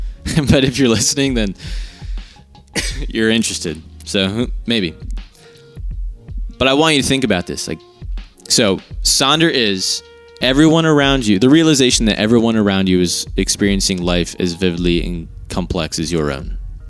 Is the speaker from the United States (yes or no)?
yes; Marlton, New Jersey, United States; I came from Marlton, New Jersey